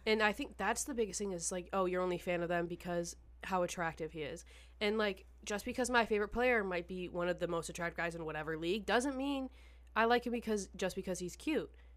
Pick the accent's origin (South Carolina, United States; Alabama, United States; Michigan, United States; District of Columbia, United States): Michigan, United States; Detroit; I'm from Michigan